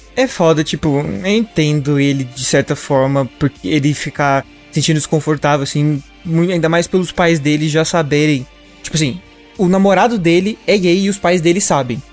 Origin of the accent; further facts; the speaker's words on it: a smaller interior town in Minas Gerais, Brazil; moved away; Uberaba não é muito uma cidade interior de Minas Gerais, ela é maior do, do que a de onde eu vim